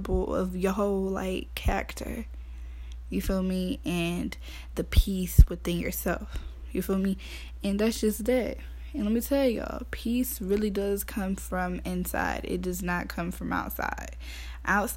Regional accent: Athens, Georgia, United States; I'm from Athens, Georgia. Clark County

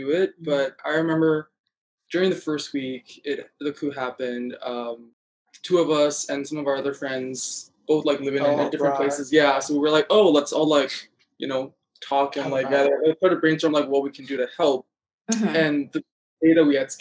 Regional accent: Yangon, Yangon Region, Myanmar; moved away as an adult; now in United States; we're both from Yangon

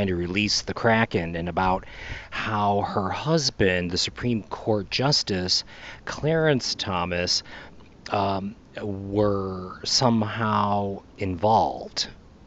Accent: Mexico; I grew up in Mexico and around Mexican people my whole life

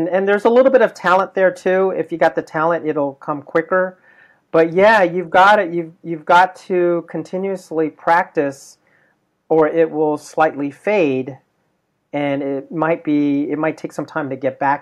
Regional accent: United States; as an American, born American Filipino

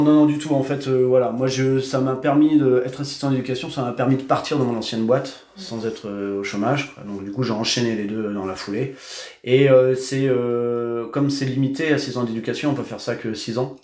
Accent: Cherbourg, Normandy, France; also born or lived in Réunion; je suis né à Cherbourg, j'ai vécu euh, toute ma vie, euh, enfin quasiment toute ma vie à Cherbourg.

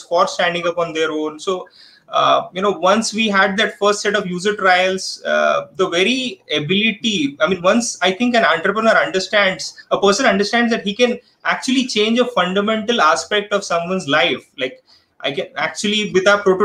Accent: Thane, Maharashtra, India; also born or lived in Mumbai / Kerala; now in Pune, India; was born in Dadar, Mumbai, grew up around Thane, studied in Kerala, and then work brought me to Pune

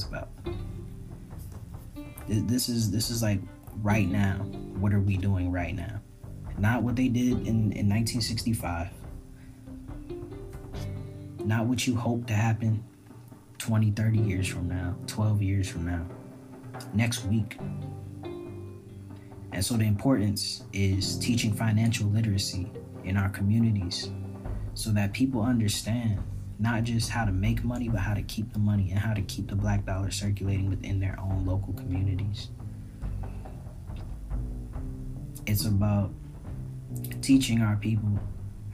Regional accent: Barbados; now in United States; my Caribbean people raised me, those are my parents, that's my family, that's my family

